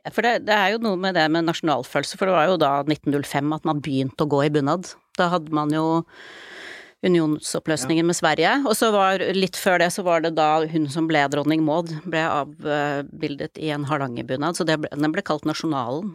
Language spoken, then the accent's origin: Norwegian; Oslo, Norway; jeg er født og oppvokst i Oslo